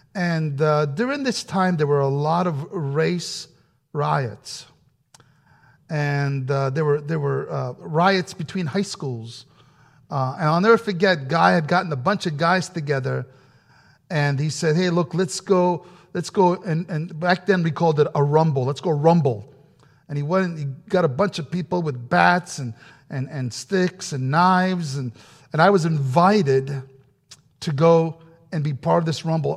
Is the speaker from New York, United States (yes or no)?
yes; New Rochelle, New York, United States; English is a second language; growing up in New York, uh, had just finished my elementary school, first grade through eighth grade, and, uh, I was still learning how to speak English correctly, still am